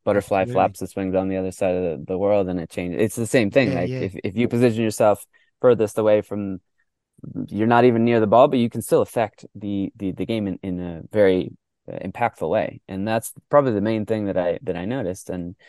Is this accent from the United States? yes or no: no; Mexico; born there; first language Spanish; So I was born in Mexico. I grew up in our household. We spoke Spanish.